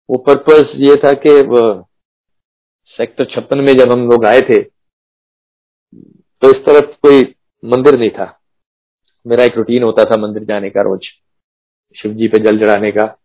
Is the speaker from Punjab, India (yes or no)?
yes; Punjab, India; क्योंकि जैसे मैंने बताया मैं पंजाब से हूँ